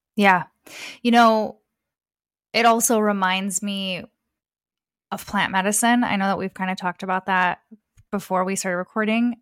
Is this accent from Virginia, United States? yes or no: no; Detroit, Michigan, United States; I was born in Metro Detroit, so Southeast Michigan. I was born and raised there